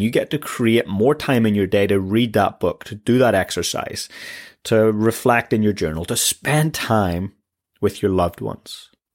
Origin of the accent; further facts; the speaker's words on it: Northern Ireland, United Kingdom; I come from Northern Ireland